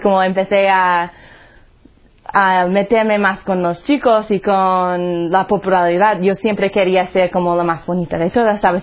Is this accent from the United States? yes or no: yes; Colorado, United States; Spanish is a second language; moved away; Soy de los Estados Unidos, un sitio se llama Colorado.